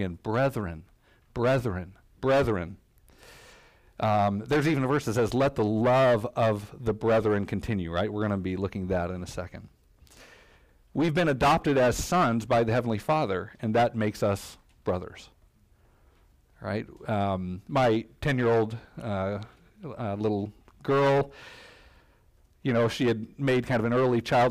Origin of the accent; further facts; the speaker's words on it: Denver, Colorado, United States; moved away as an adult; now in Kalamazoo, United States; I'm from Denver, Colorado